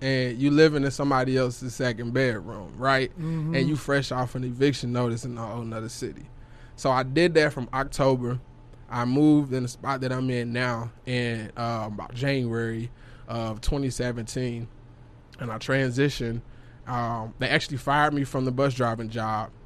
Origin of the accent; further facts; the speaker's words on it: Memphis, Tennessee, United States; moved away as an adult; now in Dallas, United States; I'm living back in Tennessee. I'm from Memphis, so I was living back, you know, that way